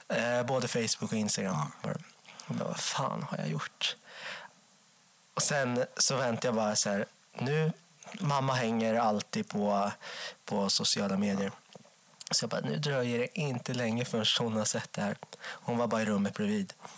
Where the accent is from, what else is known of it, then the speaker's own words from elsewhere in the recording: Enköping, Uppsala County, Sweden; jag växte upp i Enköping